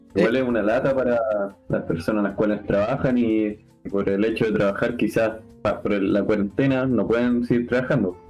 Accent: Chile; además somos chilenos

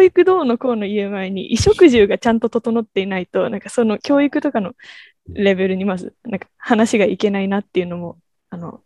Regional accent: Tokyo, Japan; 私が、えっと、東京から来たっていうと中国だと思われたり

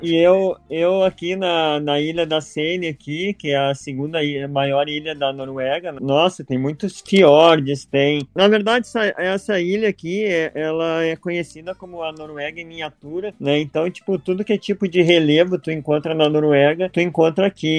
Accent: Brazil; moved away as an adult; also born or lived in Italy / Spain; now in Norway; eu sou do Brasil

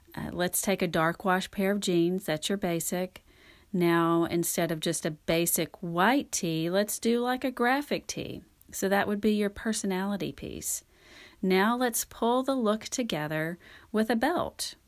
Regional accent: North Louisiana, United States; also born or lived in Texas; now in Dallas, United States; I grew up in North Louisiana

